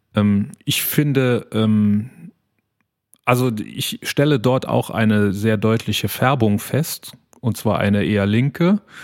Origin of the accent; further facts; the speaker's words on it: Saarland, Germany; uns als, als Saarländer